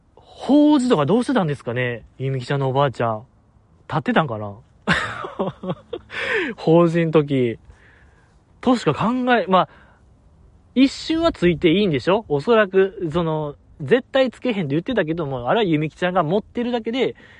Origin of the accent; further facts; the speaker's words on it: Kansai, Japan; accent: Kansai dialect; 僕結構強めの関西弁で